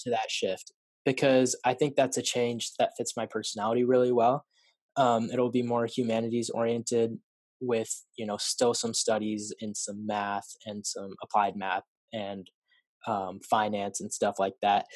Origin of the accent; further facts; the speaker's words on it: Salem, Oregon, United States; I was born and raised in Salem, Salem area uh, of Oregon, and I've never really lived anywhere else